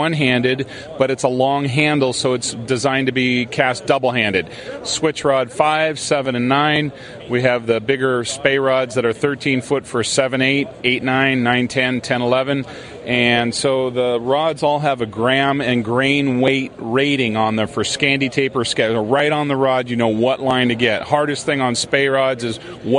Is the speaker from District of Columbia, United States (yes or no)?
no; San Francisco, California, United States; also born or lived in Washington State; now in Woodland, Washington, United States; I was born in San Francisco